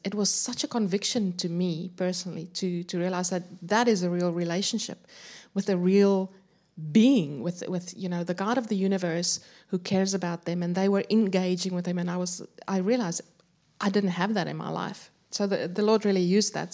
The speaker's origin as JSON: {"language": "English", "country": "South Africa", "tie": "born or raised there", "moved": "as an adult", "lives_now": "Adelaide, Australia", "said": "I grew up in South Africa, moved to Australia around ten years ago. I'm now living in Adelaide"}